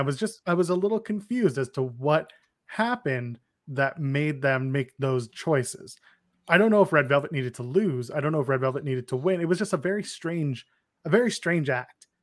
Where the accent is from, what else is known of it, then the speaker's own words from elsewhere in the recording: Canada; I'm also Canadian